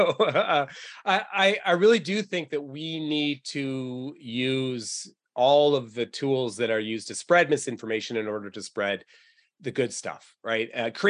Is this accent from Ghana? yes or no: no; New England, United States; You know, I'm originally from New England, so I bleed Patriot blue.